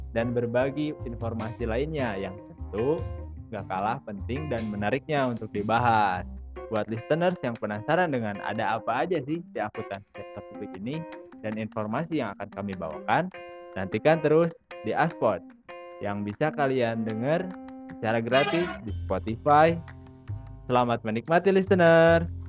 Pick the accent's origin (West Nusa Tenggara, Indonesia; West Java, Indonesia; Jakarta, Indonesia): West Java, Indonesia; Bandung; Aku di Bandung. Aku orang Bandung asli teh.